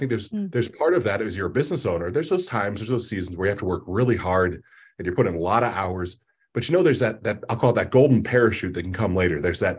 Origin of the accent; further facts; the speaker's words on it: Ohio, United States; I'm a basic guy from the Midwest. I'm born and raised in Ohio in different parts.